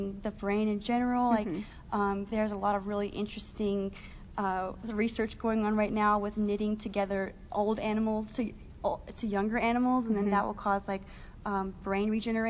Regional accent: Shelby, North Carolina, United States; moved away; I felt really different in my hometown, and I'm from a really small rural town in North Carolina

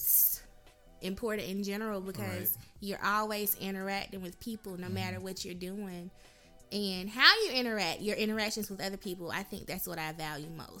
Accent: Macon, Georgia, United States; moved away as an adult; now in Atlanta, United States; I'm from Macon, Georgia

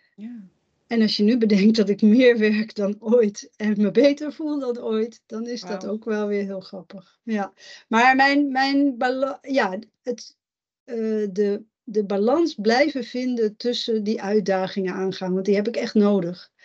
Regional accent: Netherlands; ik ben in Nederland geboren

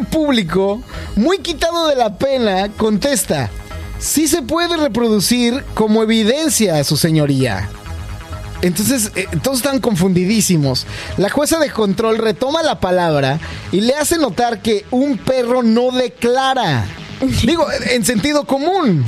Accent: Mexico; now in Canada; yo soy mexicano

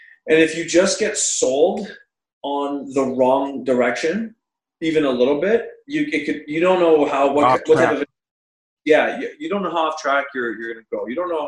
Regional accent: South Carolina, United States; I grew up in South Carolina in like, you know, 1998 or something like that.

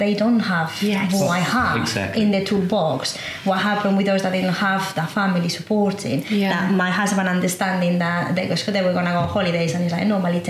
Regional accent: England, United Kingdom; Considering that I am English, I'm in an economical good position.

